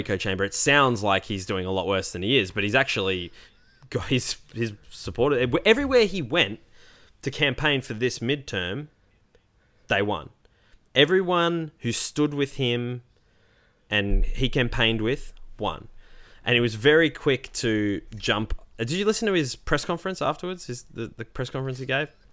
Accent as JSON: {"language": "English", "town": "Melbourne", "region": "Victoria", "country": "Australia", "tie": "born or raised there", "said": "the Melbourne CBD, my hometown"}